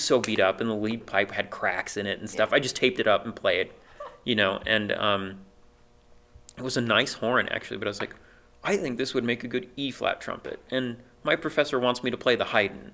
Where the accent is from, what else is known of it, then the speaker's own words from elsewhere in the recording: Rock Springs, Wyoming, United States; moved away; my hometown, which is Rock Springs